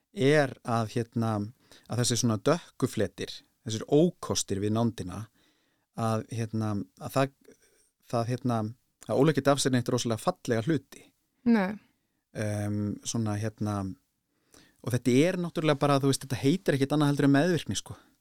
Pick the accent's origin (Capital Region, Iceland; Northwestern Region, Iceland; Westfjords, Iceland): Westfjords, Iceland; Bolungarvík; Ég kem náttúrulega frá Bólingavík